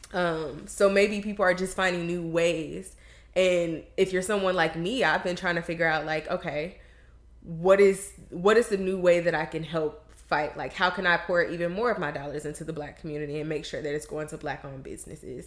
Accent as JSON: {"language": "English", "region": "the South", "country": "United States", "said": "We come from the South"}